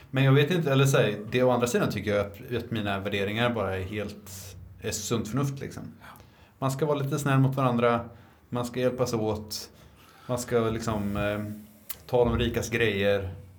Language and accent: Swedish; Linköping, Östergötland, Sweden; jag är från Linköping